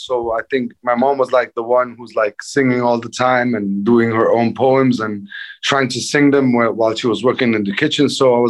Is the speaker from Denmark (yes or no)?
yes; Denmark; English is a second language; also born or lived in Lebanon; I was born in Lebanon in 82. And like, I think in 86 or 87, we ran away from Lebanon in the war and got to Denmark. So it's like September 86.